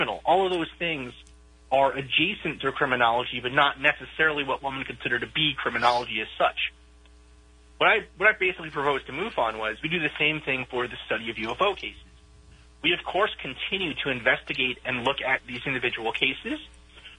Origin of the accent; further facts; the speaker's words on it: New York, United States; moved away; also born or lived in Boston, Massachusetts; growing up in New York and then living in Boston and New England for so long